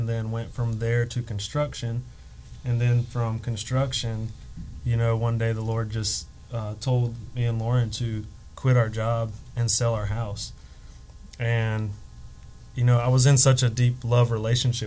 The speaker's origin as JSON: {"language": "English", "region": "Alabama", "country": "United States", "also_born_or_lived": "North Carolina", "moved": "as an adult", "said": "we're originally from Alabama"}